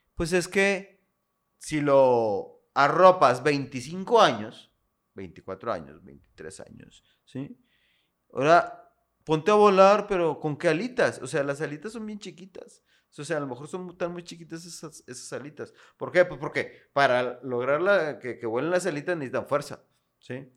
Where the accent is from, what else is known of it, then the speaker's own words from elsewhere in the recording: Monterrey, Nuevo León, Mexico; also born or lived in Comales, Tamaulipas; Yo aquí nací aquí en Monterrey.